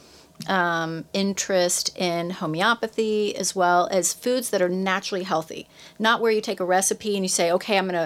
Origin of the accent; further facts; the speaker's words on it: Honduras; moved away; also born or lived in Mexico; I was not born in the United States. I was born in Central America. I was born in Honduras.